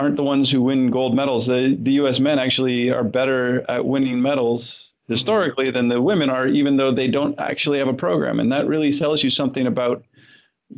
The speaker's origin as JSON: {"language": "English", "country": "Canada", "tie": "born or raised there", "said": "growing up in Canada"}